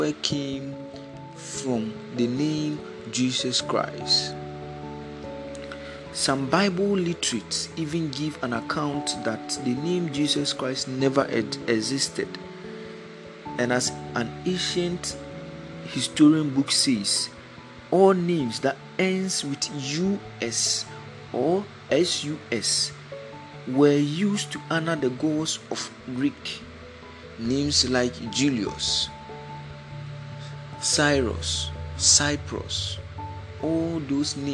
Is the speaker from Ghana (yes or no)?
yes; Ghana; from Africa, Ghana to be precise